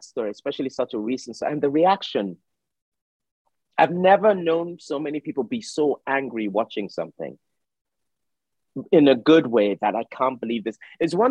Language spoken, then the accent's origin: English; United Kingdom; also born or lived in Nigeria; as a British Nigerian